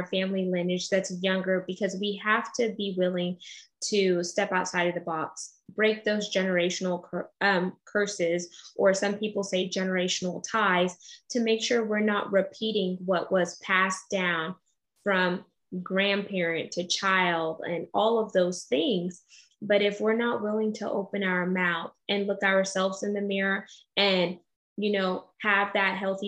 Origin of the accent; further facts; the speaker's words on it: United States; I'm first generation American. My dad was from Curacao, so off the tip of Venezuela. And my mom is from St. Vincent and the Grenadines